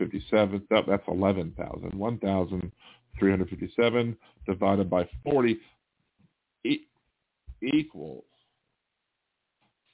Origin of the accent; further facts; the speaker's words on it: Maryland, United States; moved away; also born or lived in Delaware; I'm born in Delaware, but I'm from Maryland. I was raised in Maryland